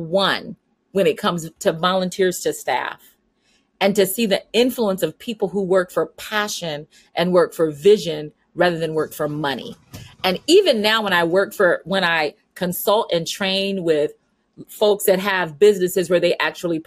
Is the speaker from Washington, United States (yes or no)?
no; San Diego, California, United States; also born or lived in Midwest / Florida / Chicago, Illinois; now in Munster, Indiana, United States; I was born and raised in San Diego, California. So I'm a Southern California girl